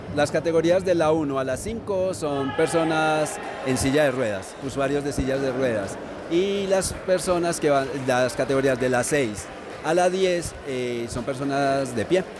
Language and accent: Spanish; Caldas, Colombia; also born or lived in Chinchiná; Yo vivo en Chinchiná y soy de acá de Caldas